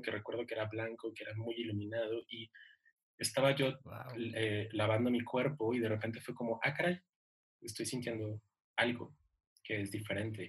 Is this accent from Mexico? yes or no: yes; Ciudad Juárez, Chihuahua, Mexico; yo soy de Ciudad Juárez